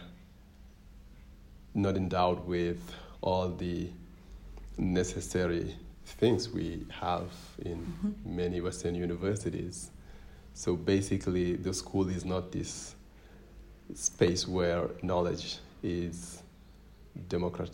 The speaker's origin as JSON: {"language": "English", "region": "Ziguinchor", "country": "Senegal", "tie": "born or raised there", "second_language": "English", "moved": "as an adult", "lives_now": "United States", "said": "I am born and raised in Gigenchor in southern Senegal. I am Senegalese and I am Djola"}